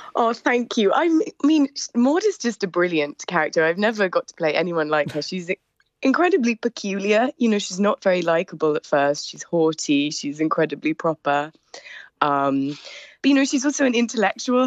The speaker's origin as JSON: {"language": "English", "country": "United Kingdom", "also_born_or_lived": "Edinburgh", "said": "I am British factually"}